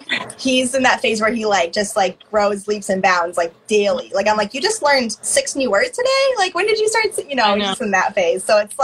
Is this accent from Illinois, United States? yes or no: no; Michigan, United States; also born or lived in Missouri / Indiana; now in Madison, United States; So yeah, I'm from the Midwest, but yeah, from Michigan, lived in Missouri for a long time, Indiana, okay. And I'm in Wisconsin.